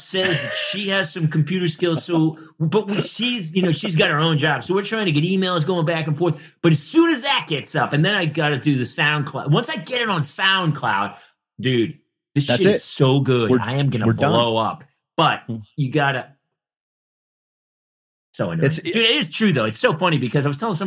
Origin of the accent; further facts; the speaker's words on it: New Hampshire, United States; now in California, United States; I grew up in New Hampshire